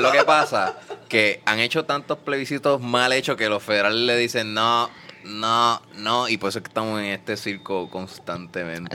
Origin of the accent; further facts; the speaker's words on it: Puerto Rico; nosotros, los puertorriqueños